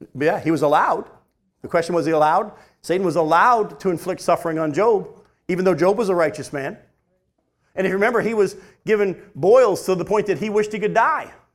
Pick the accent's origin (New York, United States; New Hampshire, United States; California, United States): New Hampshire, United States; that's the kind of church I was raised in up in New Hampshire